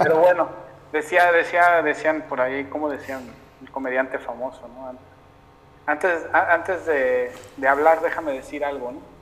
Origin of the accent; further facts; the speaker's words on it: Mexico; en mi país